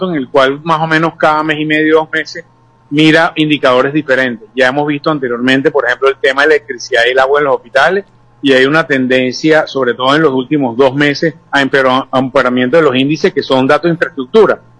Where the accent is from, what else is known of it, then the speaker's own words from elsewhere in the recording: Venezuela; creo que tenemos derecho como venezolanos de tener mucho mejor tipo de servicios